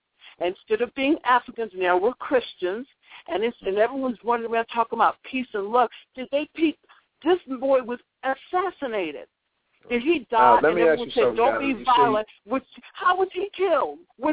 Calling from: Virginia, United States; I'm calling from Virginia.

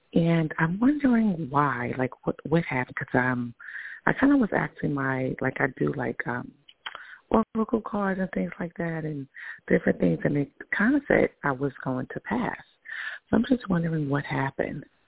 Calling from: New York, United States; i'm calling from new york

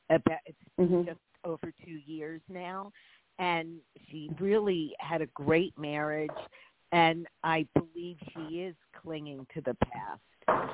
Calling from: California, United States; I'm also calling from California.

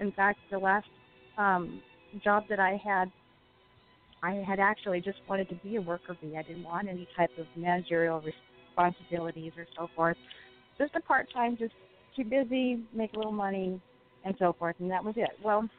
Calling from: Southern California, United States; I'm calling from Southern California.

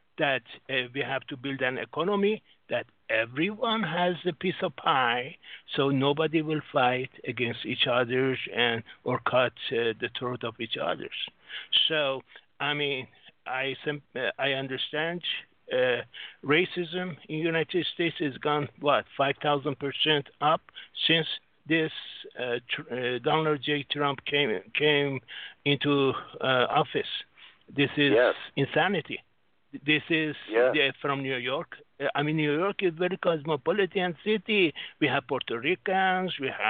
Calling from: Singapore; I'm from Singapore.

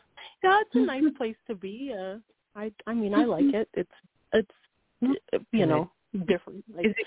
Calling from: Wyoming, United States

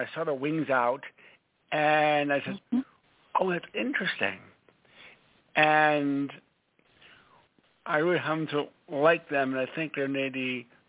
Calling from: Stamford, Connecticut, United States; Stanford, Connecticut.

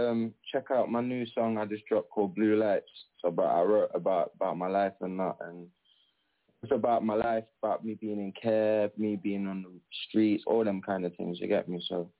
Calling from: Nottingham, East Midlands, United Kingdom; I'm calling from the UK, Nottingham.

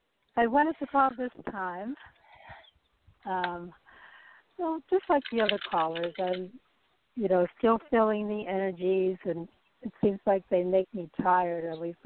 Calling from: Nevada, United States; calling from Nevada.

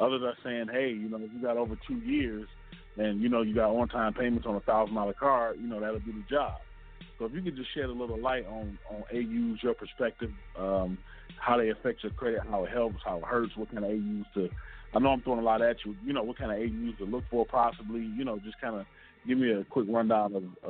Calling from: Detroit, Michigan, United States; I'm calling from Detroit.

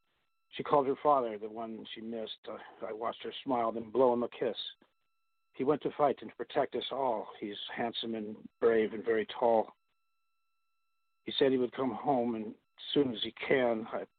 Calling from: California, United States

